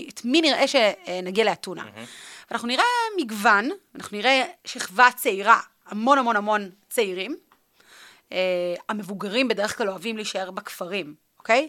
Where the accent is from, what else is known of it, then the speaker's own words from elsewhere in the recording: Northern District, Israel; also born or lived in Athens, Greece; אני מהצפון